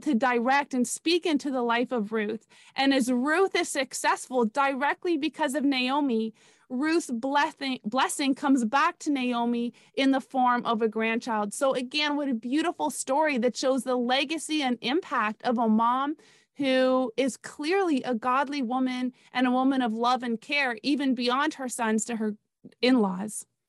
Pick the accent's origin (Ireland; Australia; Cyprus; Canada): Canada; moved away as an adult; now in South Florida, United States; I was born and raised in Canada